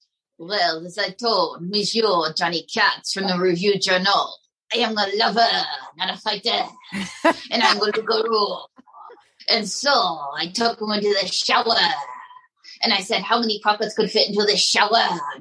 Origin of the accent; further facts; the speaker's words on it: Pocatello, Idaho, United States; My hometown of Pocatello, Idaho.